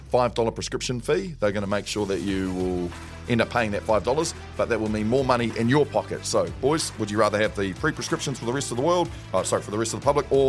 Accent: Gisborne, New Zealand; I know growing up in Gisborne, I remember playing rugby against gang members' children

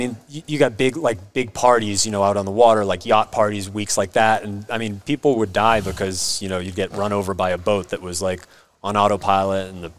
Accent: Boston, Massachusetts, United States; moved away as an adult; also born or lived in Philadelphia; Boston, born and raised.

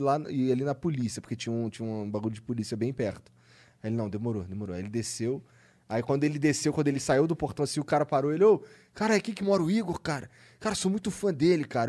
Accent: Rio de Janeiro, Brazil; eu sou carioca

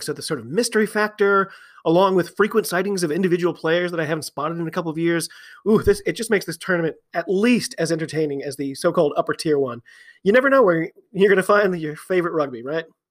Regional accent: United States; I'm an American

